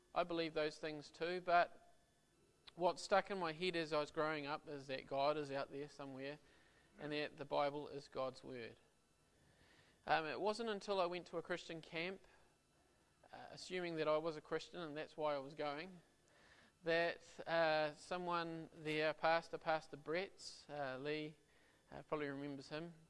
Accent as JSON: {"language": "English", "region": "Auckland", "country": "New Zealand", "said": "my wife and I, we're from Auckland"}